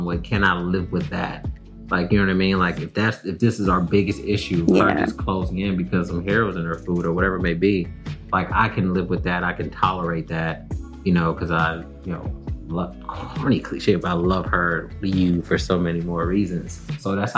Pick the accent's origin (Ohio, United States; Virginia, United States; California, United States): Ohio, United States; Cleveland; moved away as an adult; now in Los Angeles, United States; we're from Cleveland. Like, we're proud of being from Cleveland